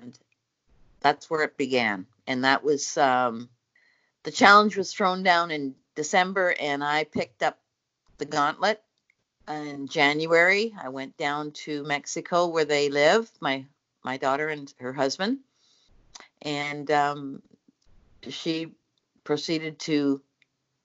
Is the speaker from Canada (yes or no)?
yes; Newfoundland and Labrador, Canada; now in Cobourg, Canada; I've come from Canada, actually Cobourg, Ontario. I was born in Newfoundland.